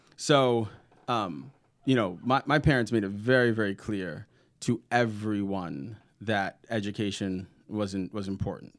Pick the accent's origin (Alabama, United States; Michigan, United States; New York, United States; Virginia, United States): New York, United States; New York City; now in Indiana, United States; growing up in Brooklyn